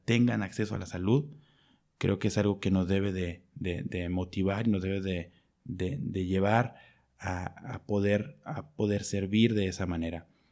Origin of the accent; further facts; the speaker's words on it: Mexico; also born or lived in Mexico City / United Kingdom; soy médico y soy de México